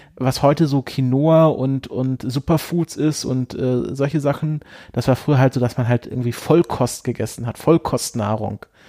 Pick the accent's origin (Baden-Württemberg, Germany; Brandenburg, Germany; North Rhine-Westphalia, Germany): Baden-Württemberg, Germany; home region of Seitenbacher; was ja natürlich eher aus meiner Region kommt